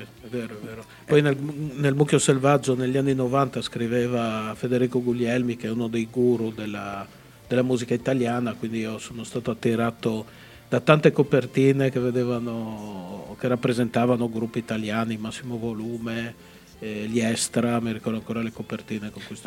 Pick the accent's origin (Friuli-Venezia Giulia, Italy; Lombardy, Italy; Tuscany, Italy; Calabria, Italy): Friuli-Venezia Giulia, Italy; Udine; la mia città che è Udine